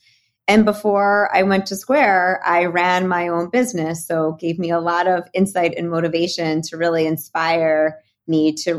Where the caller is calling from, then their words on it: New Jersey, United States; I'm calling from New Jersey today.